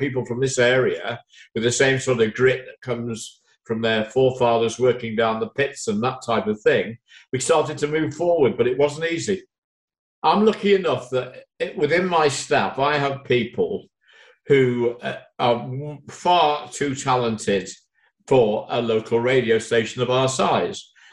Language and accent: English; Nottingham, East Midlands, United Kingdom; I wasn't from Mansfield. I was from Nottingham